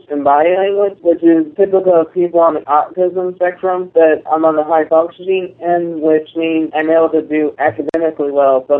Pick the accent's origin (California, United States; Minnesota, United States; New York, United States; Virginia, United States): Virginia, United States; Woodbridge; I'm from Woodbridge, Virginia.